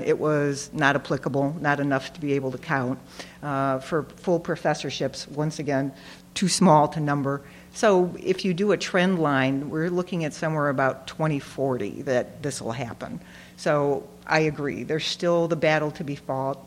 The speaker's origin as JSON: {"language": "English", "town": "Detroit", "region": "Michigan", "country": "United States", "said": "I'm from Detroit"}